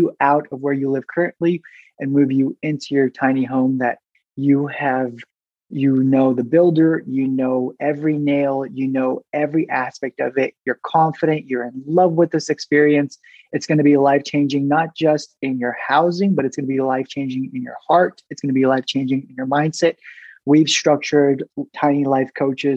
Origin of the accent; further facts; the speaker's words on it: Southern California, United States; now in Boise, United States; So I am originally from Southern California. I've traveled to many different states. Now, Boise, Idaho is my home